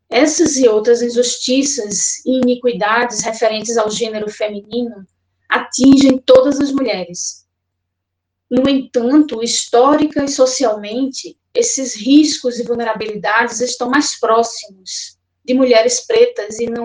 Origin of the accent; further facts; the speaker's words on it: Olinda, Pernambuco, Brazil; now in Goiânia, Brazil; Sou de Olinda, Pernambuco, mas moro em Goiânia, Goiás.